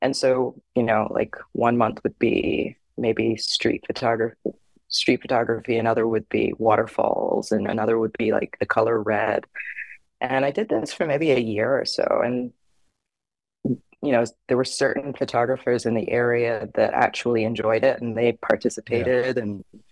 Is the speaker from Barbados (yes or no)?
yes; Barbados; now in Pacific Northwest, United States; I grew up in Barbados